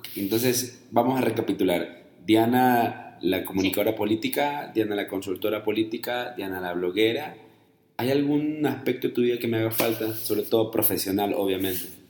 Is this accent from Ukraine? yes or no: no; Guayaquil, Guayas, Ecuador; also born or lived in Colombia / United States; now in Guadalajara, Mexico; yo vivo en Guadalajara, yo soy ecuatoriano y yo soy de Guayaquil además